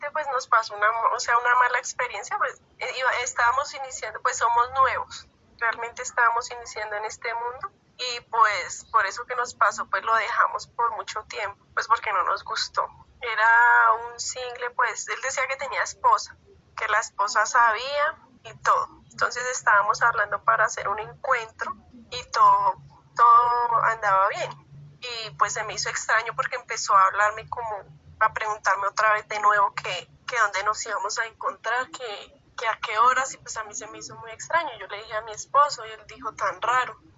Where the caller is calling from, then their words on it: Chía, Cundinamarca, Colombia; Nosotros somos de Chía